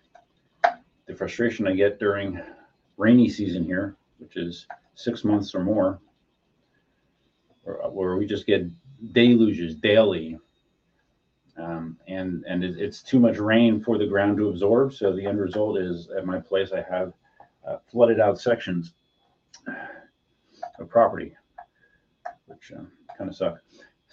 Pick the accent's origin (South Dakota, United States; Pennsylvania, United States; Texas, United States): Pennsylvania, United States; moved away; I'm originally from Pennsylvania